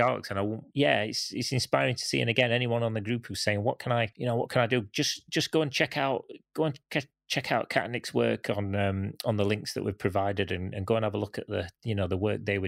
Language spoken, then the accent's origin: English; Canada; I grew up in Canada